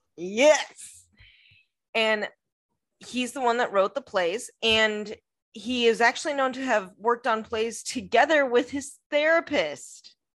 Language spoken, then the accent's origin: English; United States; I'm American who does not speak French